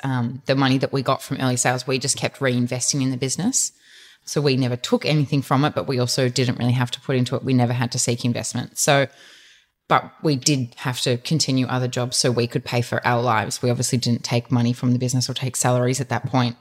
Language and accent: English; Dandenong Ranges, outside Melbourne, Victoria, Australia; we grew up in the Dandenong Ranges outside of Melbourne